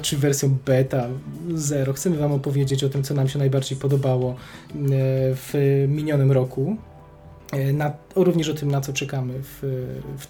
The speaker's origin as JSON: {"language": "Polish", "town": "Kraków", "region": "Lesser Poland", "country": "Poland", "said": "obaj jesteśmy z Krakowa"}